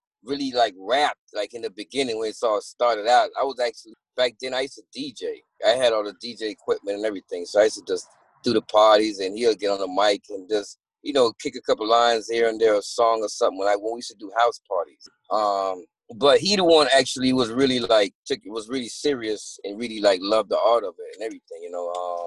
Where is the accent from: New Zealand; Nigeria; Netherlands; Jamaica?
Jamaica; Kingston; moved away; also born or lived in Miami, Florida; I'm Jamaican born. I'm born in Jamaica.